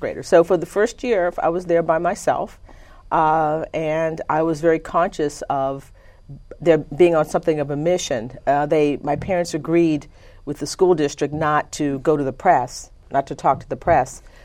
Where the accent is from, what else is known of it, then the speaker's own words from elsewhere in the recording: Conroe, Texas, United States; also born or lived in Livingston, Texas; I was born in Livingston, Texas, and when I was about six months old, my parents moved to Conroe, Texas